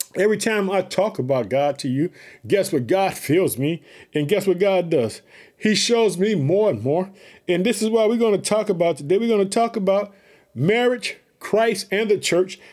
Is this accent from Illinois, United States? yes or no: yes; Illinois, United States; also born or lived in Chicago; the uh, state of Illinois, which is my home state. I live in the city of Chicago